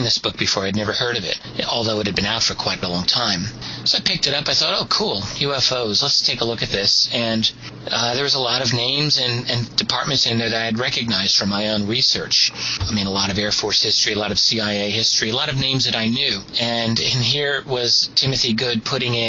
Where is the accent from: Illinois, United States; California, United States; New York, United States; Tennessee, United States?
New York, United States; New York City; We're all from Brooklyn.